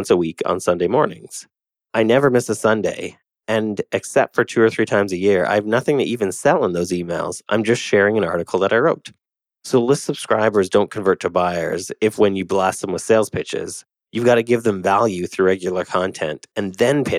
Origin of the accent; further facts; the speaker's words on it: Canada; I'm Canadian